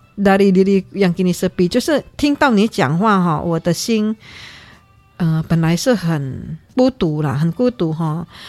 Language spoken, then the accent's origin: Chinese; Indonesia; moved away; 我们在印尼的，我乡下那边